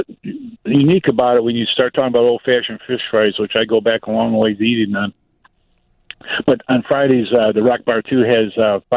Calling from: Powers Lake, Wisconsin, United States; I'm calling from Wisconsin, Powers Lake.

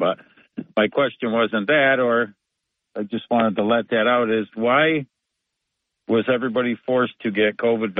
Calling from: Binghamton, New York, United States; Hi, this is … from Binghamton.

